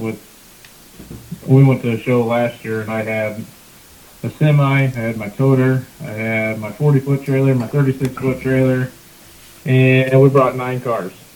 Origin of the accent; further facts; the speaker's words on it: Le Mars, Iowa, United States; my hometown in Lamar's